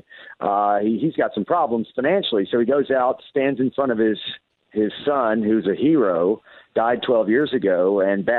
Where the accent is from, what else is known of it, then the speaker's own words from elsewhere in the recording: Nashville, Tennessee, United States; now in Atlanta, United States; I grew up in Nashville. I'm in Atlanta